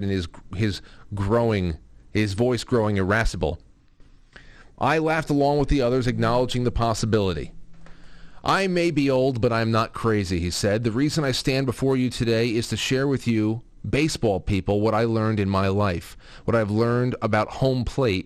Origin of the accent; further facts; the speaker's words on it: United States; as an American